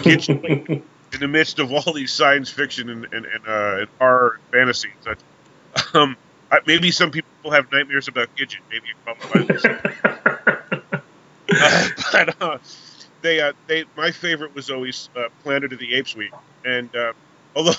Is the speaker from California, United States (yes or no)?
no; New York, United States; I'm from New York, and when I grew up watching what was called the 4:30 movie.